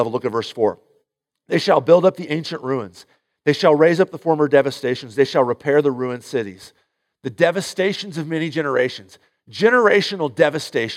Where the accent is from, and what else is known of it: St. Louis, Missouri, United States; born or raised there